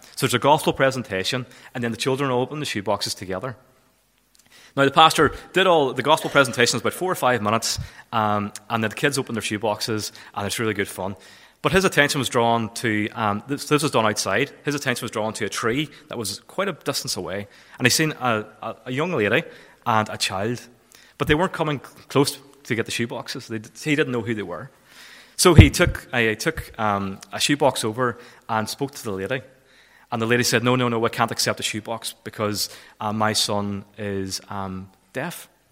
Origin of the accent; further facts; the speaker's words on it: Kilfennan, Northern Ireland, United Kingdom; moved away; I'm originally from Kilfennan.